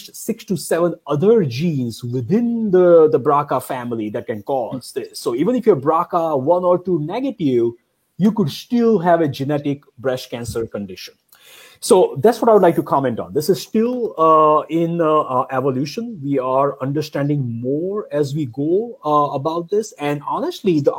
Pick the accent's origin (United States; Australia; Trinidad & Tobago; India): India; moved away; I grew up in India